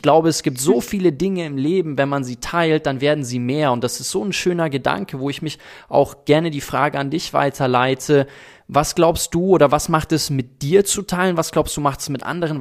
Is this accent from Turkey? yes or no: no; South Africa; now in Germany; wenn ich dann in Südafrika zum Beispiel die Orte besuche, wo ich groß geworden bin und ich bin auf einer Farm groß geworden